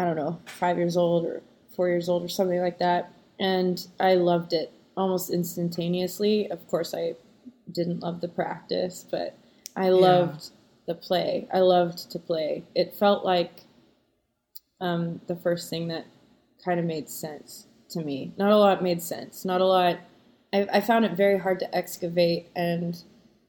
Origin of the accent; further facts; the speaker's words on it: south of Winnipeg, Manitoba, Canada; moved away; also born or lived in Los Angeles; I was born in Winnipeg.